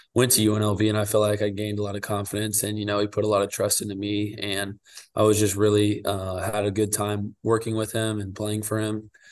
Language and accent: English; Wichita, Kansas, United States; I'm originally from Wichita, Kansas, and my dad played at Wichita State. So my favorite team growing up was the Shockers